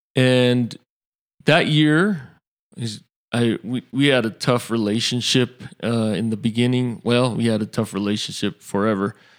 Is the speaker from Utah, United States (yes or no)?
yes; Salt Lake City, Utah, United States; also born or lived in Hawaii / West Valley City, Utah; I was born in Salt Lake City